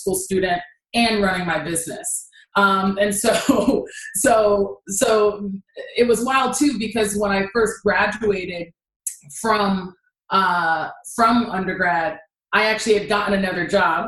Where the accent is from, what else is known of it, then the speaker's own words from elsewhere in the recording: Nigeria; I'm Nigerian, so I could never just bop out of school